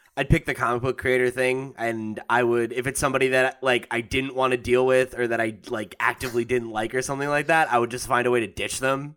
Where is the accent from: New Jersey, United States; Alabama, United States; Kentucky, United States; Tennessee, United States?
New Jersey, United States; I grew up in New Jersey